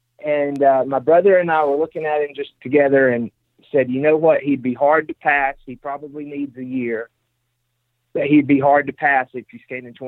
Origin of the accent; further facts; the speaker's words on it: Mississippi, United States; I'm from Mississippi, so anything over 150 is huge.